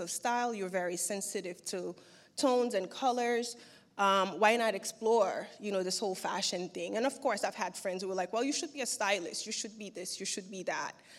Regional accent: Haiti; also born or lived in New York; now in Turkey; having been born and raised in Haiti

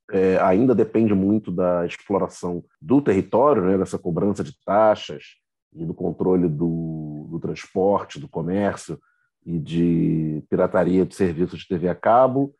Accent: Rio de Janeiro, Brazil; moved away as an adult; Eu nasci e me criei em Campo Grande, na zona oeste do Rio, morei lá até meus 29 anos, minha família ainda mora lá

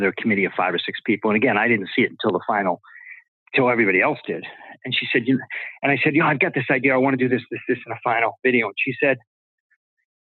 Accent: Boston, Massachusetts, United States; I'm from Boston

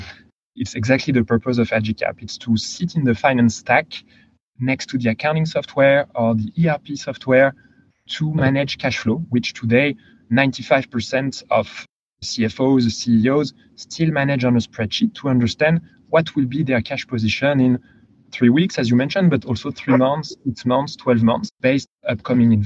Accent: France; accent: French; English is a second language; moved away; originally from France. You can probably tell from my accent.

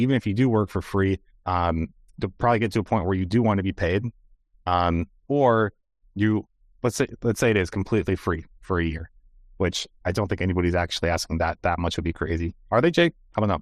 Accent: United States; as an American

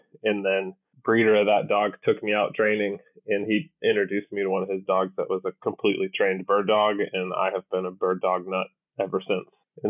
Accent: Northeast, United States; moved away as an adult; also born or lived in Milwaukee, Wisconsin; So I grew up in the Northeast in Massachusetts and Connecticut. I grew up at a diehard Woolrich, Vermont, Massachusetts and Connecticut deer hunter. I grew up on a farm there

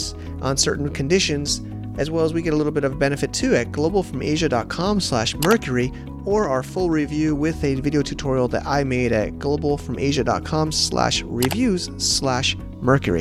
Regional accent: United States; moved away as an adult; now in China; I'm an American born Italian American

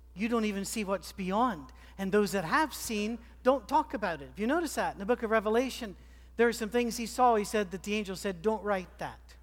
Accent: Scotland, United Kingdom; moved away; I'm a Scotsman

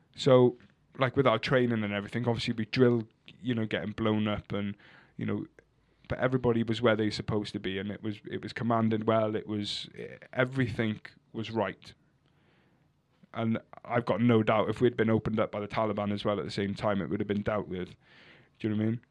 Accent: Cardigan, Wales, United Kingdom; they called me a Cardi 'cause I'm from Cardigan

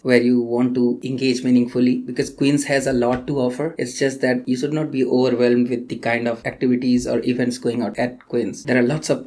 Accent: India; moved away as an adult; now in Kingston, Canada; I am from India

